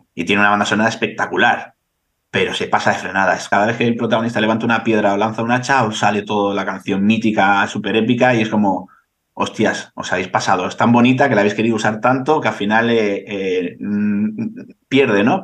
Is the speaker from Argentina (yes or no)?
no; Bilbao, Basque Country, Spain; yo soy de Bilbao